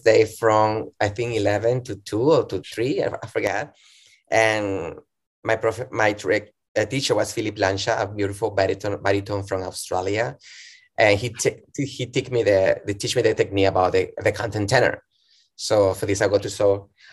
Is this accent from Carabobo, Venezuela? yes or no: yes; Valencia, Carabobo, Venezuela; English is a second language; now in United States; I'm originally from Venezuela, from Valencia, Venezuela, the industrial city